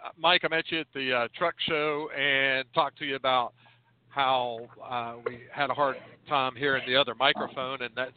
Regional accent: the Ozarks, Arkansas, United States; Hello, I am from the Ozarks. I'm from the Ozarks, but I'm in Connecticut right now.

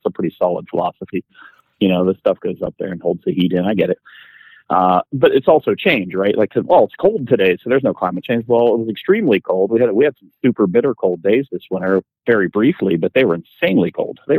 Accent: Pittsburgh, Pennsylvania, United States; I grew up in Pittsburgh

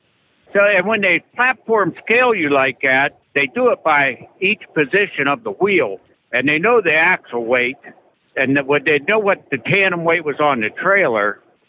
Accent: Canal Fulton, Ohio, United States; now in Iowa, United States; I'm from Ohio, Canal Fulton, Ohio.

